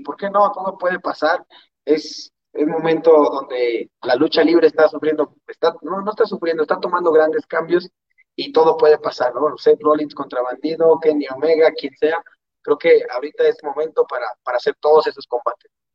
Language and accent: Spanish; Mexico; nosotros como mexicanos